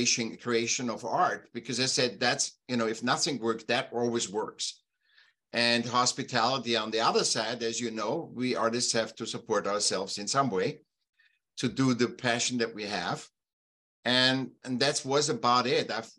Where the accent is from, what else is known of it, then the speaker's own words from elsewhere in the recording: Vienna, Austria; now in California, United States; I was born in Vienna, Austria, and I was a sick child. And when I was about seven, they put me in school